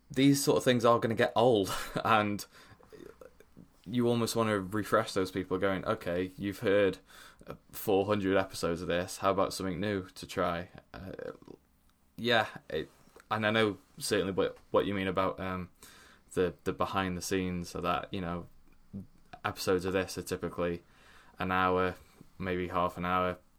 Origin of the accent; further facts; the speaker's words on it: Stoke-on-Trent, West Midlands, United Kingdom; moved away as an adult; I'm from Stoke